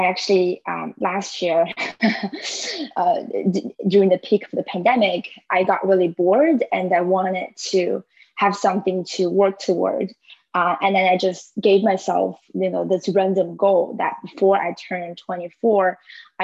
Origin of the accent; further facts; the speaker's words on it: China; moved away as an adult; now in Washington, D.C., United States; I was born and raised in China. I moved to the U.S. For school in 2014. I've been living in Washington, D.C. area ever since.